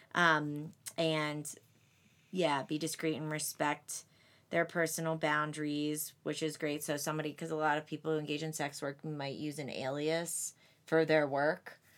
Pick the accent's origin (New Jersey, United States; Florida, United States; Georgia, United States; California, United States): New Jersey, United States; Atlantic City; I'm from Atlantic City